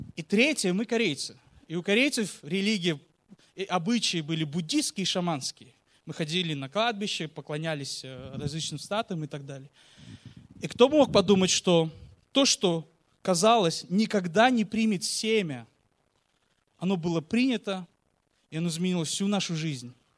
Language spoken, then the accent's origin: Russian; Uzbekistan; мы, как я уже сказал, родом из Узбекистана